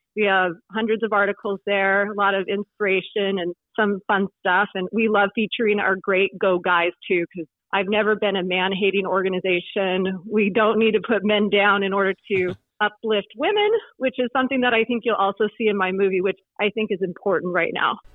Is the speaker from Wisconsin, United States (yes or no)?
no; Oregon, United States; moved away; also born or lived in California / Greenwood, Indiana; even though I'm from Oregon originally